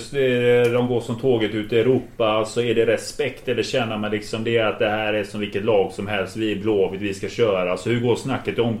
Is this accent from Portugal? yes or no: yes; Portugal; Men jag är portugis och det är ju ännu värre.